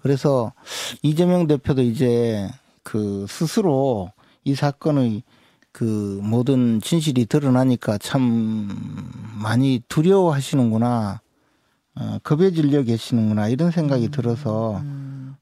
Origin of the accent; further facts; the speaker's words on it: Uiseong, North Gyeongsang, South Korea; 제 고향이 의성인데 안동이 바로 의성 옆이죠.